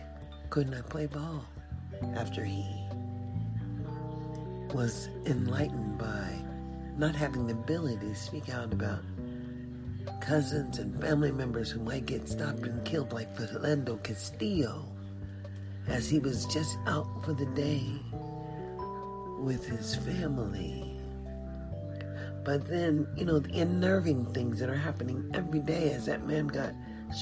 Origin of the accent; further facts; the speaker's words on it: United States; we were born on this soil